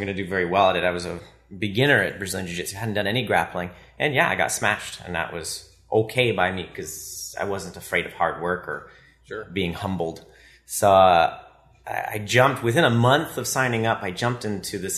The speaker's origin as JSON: {"language": "English", "town": "Ottawa", "region": "Ontario", "country": "Canada", "tie": "born or raised there", "said": "I've been born and raised in Ottawa"}